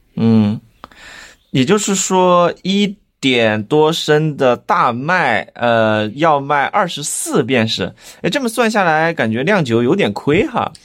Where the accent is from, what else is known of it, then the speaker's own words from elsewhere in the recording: Chengdu, Sichuan, China; 咱们成都人